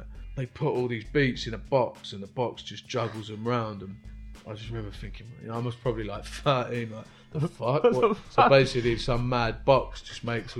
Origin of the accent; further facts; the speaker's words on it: Richmond, London, United Kingdom; also born or lived in Kingston; Richmond is where I grew up.